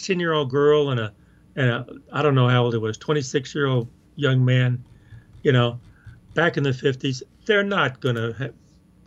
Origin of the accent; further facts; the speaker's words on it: Hominy, Oklahoma, United States; I grew up in Oklahoma, this small town in Oklahoma, Hominy, Oklahoma